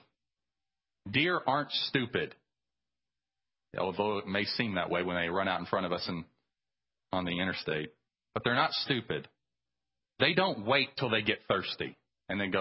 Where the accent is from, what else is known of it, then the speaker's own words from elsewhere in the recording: United States; as American Christians